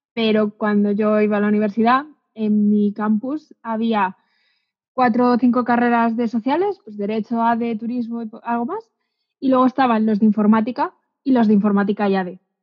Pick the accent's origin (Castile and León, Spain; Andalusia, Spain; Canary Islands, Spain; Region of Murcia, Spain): Castile and León, Spain; a village in Segovia; moved away; yo vengo de un pueblo de Segovia que no tenía nadie informático en mi alrededor